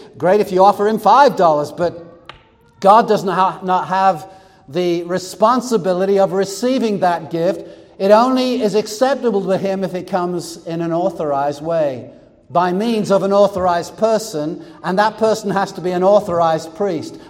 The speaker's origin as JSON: {"language": "English", "country": "United States", "said": "we're American"}